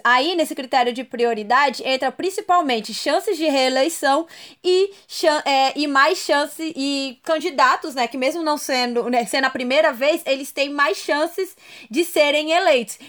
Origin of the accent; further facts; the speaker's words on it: Brasília, Federal District, Brazil; eu sou de Brasília